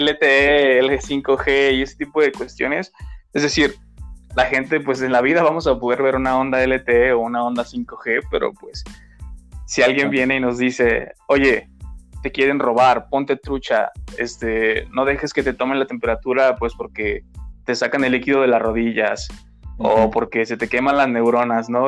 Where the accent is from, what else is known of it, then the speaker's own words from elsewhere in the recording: Mexico; tenemos como mexicanos otras creencias